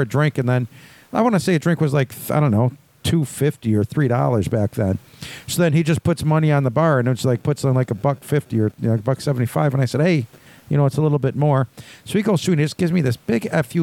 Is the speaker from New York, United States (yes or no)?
yes; Buffalo, New York, United States; we grew up on the West Side. We were on the Buffalo